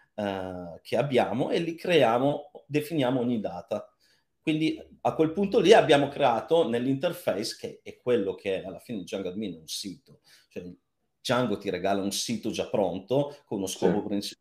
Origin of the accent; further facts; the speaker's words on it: Cuneo, Piedmont, Italy; moved away; io sono di Cuneo